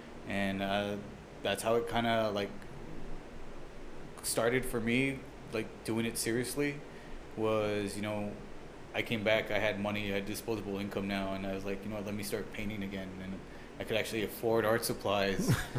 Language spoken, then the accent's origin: English; El Paso, Texas, United States; also born or lived in Tacoma, Washington; I grew up in the Loire Valley. I grew up right there off of Zaragoza. And I went to the old Isleta Elementary.